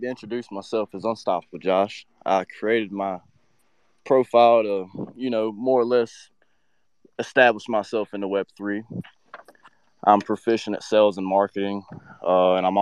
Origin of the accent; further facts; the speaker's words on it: CSRA, Georgia, United States; around the CSRA, that's just my hometown.